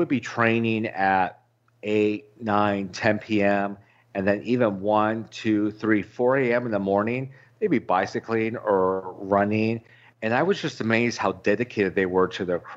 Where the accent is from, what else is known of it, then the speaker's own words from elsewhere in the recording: Orange County, California, United States; now in Arizona, United States; I grew up in Orange County, California